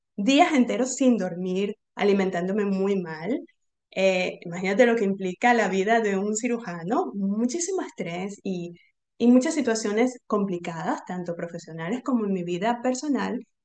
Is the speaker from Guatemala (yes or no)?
no; Venezuela; moved away; also born or lived in Argentina; Yo soy venezolana